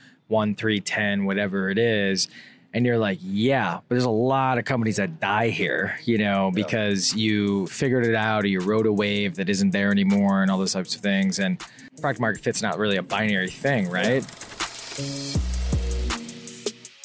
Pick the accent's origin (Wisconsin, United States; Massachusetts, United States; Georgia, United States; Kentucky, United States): Wisconsin, United States; I grew up in Wisconsin